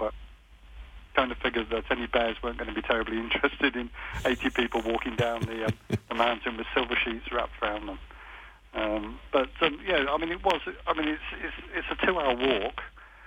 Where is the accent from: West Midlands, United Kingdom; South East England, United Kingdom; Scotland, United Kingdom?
West Midlands, United Kingdom; Stratford-upon-Avon; We're from Stratford-on-Avon in England